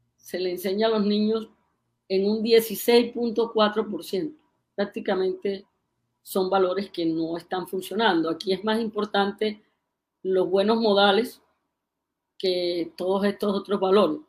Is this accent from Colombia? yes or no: yes; Colombia; ¿Cómo somos los colombianos?